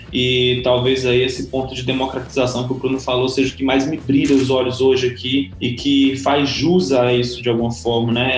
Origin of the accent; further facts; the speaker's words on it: Teresina, Piauí, Brazil; moved away; sou de Teresina, Piauí